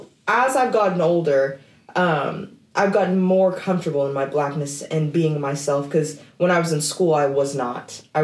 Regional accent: Oklahoma, United States; I grew up in Oklahoma in predominantly white environments

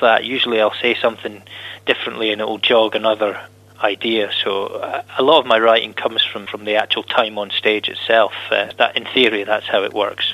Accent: Scotland, United Kingdom; about being Scottish

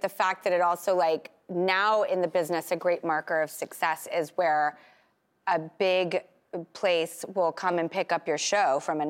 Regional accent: Los Angeles, California, United States; I grew up in Los Angeles in those exact neighborhoods with those exact hipsters.

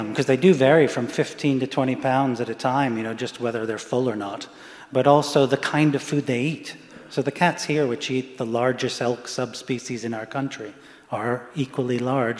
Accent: England, United Kingdom; born there; I was born in England, and you know, a successful, what I call a successful collaboration, American English collaboration.

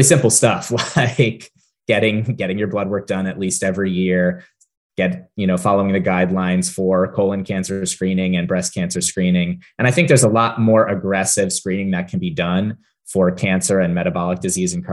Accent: near Hershey, Pennsylvania, United States; I grew up near Hershey, Pennsylvania

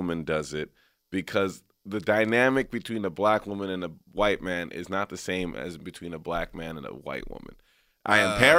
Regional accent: Texas, United States; now in Los Angeles, United States; I'm from Texas.

